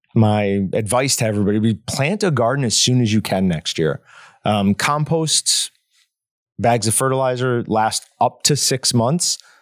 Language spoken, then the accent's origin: English; New York, United States; growing up in New York, I knew a couple kids I went to school with were already, like, vegans